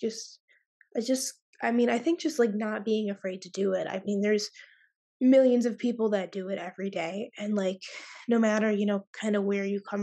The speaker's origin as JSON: {"language": "English", "town": "Cleveland", "region": "Ohio", "country": "United States", "also_born_or_lived": "Columbus, Ohio", "said": "I'm from Cleveland, Ohio, but I attend school in Columbus"}